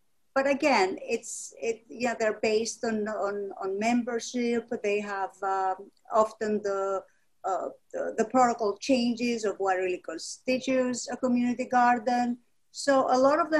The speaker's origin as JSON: {"language": "English", "country": "Greece", "tie": "born or raised there", "moved": "as an adult", "lives_now": "New York City, United States", "said": "I was born in Greece"}